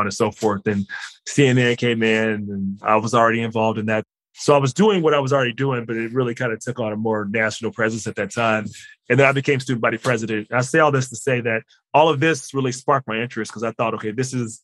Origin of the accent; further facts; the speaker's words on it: Cincinnati, Ohio, United States; I'm from Cincinnati, Ohio. Been here all my life